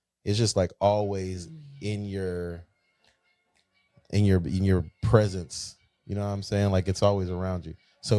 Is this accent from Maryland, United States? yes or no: no; Florida, United States; now in Texas, United States; I grew up on the East Coast